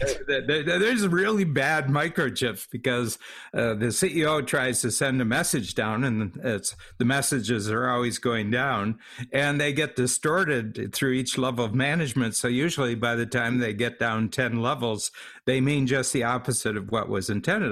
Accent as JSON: {"language": "English", "country": "United States", "moved": "yes", "lives_now": "Toronto, Canada", "said": "I'm an American. I live in Canada"}